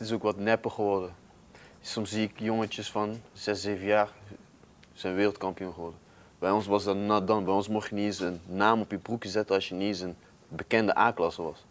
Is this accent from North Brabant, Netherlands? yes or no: yes; North Brabant, Netherlands; Ik kom uit Brabant. Dat is al, Brabanders zijn best wel trots daarop